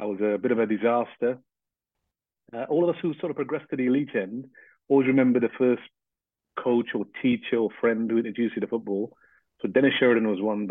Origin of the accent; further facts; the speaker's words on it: Port of Spain, Trinidad & Tobago; moved away; also born or lived in Grenada; I was six when I left to come to Trinidad. And what I remember in Trinidad was we lived in one of the suburbs in Port of Spain, the capital of Trinidad.